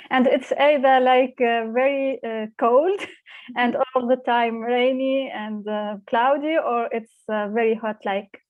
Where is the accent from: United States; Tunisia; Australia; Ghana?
Tunisia; moved away as an adult; now in Berlin, Germany; I grew up in Tunisia. I studied uh, uh, in Tunisia for my whole my educational uh, journey.